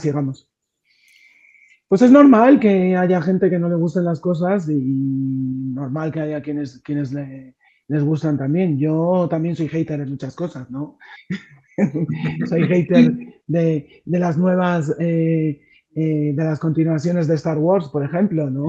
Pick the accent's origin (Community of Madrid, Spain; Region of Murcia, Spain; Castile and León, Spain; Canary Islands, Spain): Community of Madrid, Spain; Madrid; also born or lived in Mexico; estar aquí con vosotros desde, desde Madrid, desde mi, desde mi pueblo